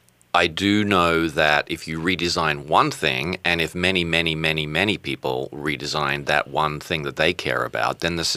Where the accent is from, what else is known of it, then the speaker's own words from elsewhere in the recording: Australia; accent: Australian; My Australian accent is hello, Hibar.